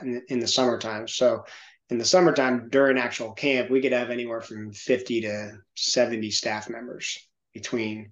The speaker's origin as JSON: {"language": "English", "town": "Santa Monica", "region": "California", "country": "United States", "tie": "born or raised there", "moved": "yes", "lives_now": "Knoxville, United States", "said": "there was a lot of motivation for me that came from growing up in Santa Monica, in the Hollywood area"}